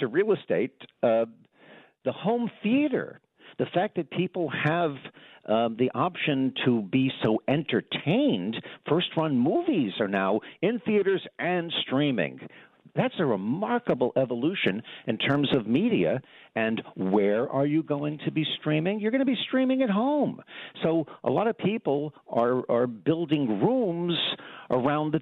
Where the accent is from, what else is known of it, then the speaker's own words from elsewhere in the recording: Long Island, New York, United States; also born or lived in Brooklyn, New York; I grew up on Long Island. I come from New York. I was born in Brooklyn and spent a lot of my childhood in Brooklyn and my younger days on Long Island